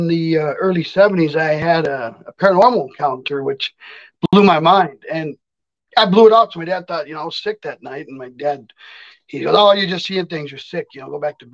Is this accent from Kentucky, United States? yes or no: no; Watsonville, California, United States; moved away as an adult; now in Minnesota, United States; I grew up in Monterey Bay, California, Santa Cruz. It's in between. It's a little town called Watsonville